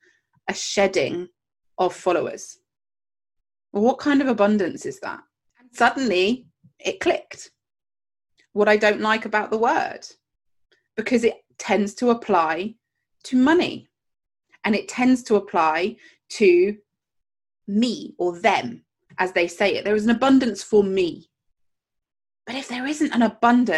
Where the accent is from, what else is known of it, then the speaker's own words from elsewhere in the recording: Jersey; I grew up in Jersey, the Channel Islands, and we have pound notes.